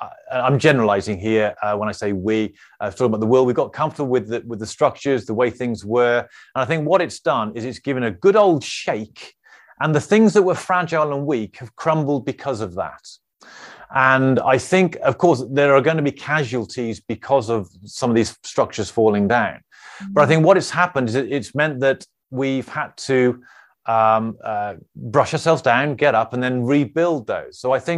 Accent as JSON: {"language": "English", "town": "Birmingham", "region": "West Midlands", "country": "United Kingdom", "accent": "Birmingham", "said": "oh, my Birmingham accent came out there."}